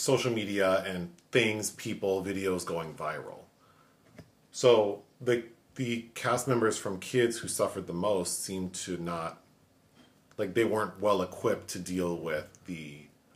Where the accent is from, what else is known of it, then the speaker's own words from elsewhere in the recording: Los Angeles, California, United States; growing up in Los Angeles, living here now